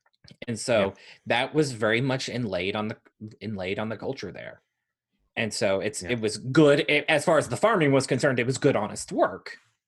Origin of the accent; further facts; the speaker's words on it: Grant County, Kentucky, United States; also born or lived in Virginia; no one in Virginia knew I was from Grant County